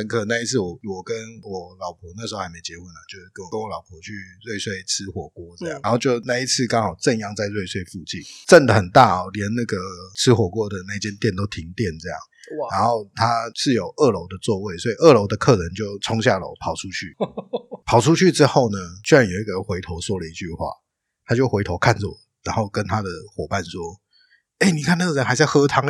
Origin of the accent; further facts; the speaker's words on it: Hualien County, Taiwan; 我本来就花莲人